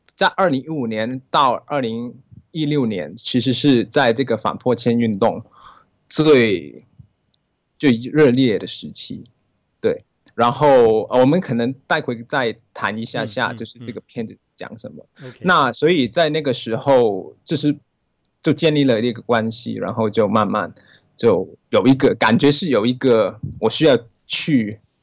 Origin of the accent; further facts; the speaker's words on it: Hong Kong; 我是来自香，啊，啊，这是香港人